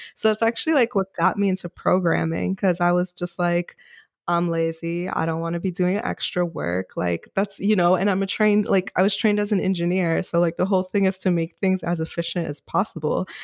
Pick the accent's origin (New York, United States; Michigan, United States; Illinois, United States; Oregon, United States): New York, United States; New York City; also born or lived in Rockland County, New York / California; I grew up in Queens, New York